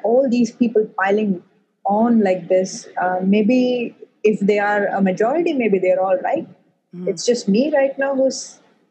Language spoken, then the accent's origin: English; Chennai, Tamil Nadu, India; I have pretty much lived my whole life in India